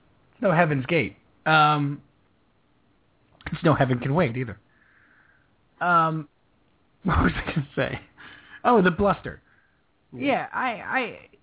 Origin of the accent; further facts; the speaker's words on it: Northeast, United States; And this might be also growing up in the Northeast thing, too, for us specifically.